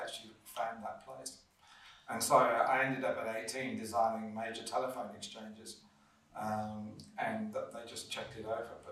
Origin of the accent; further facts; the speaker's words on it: Birmingham, West Midlands, United Kingdom; moved away; I grew up in Birmingham.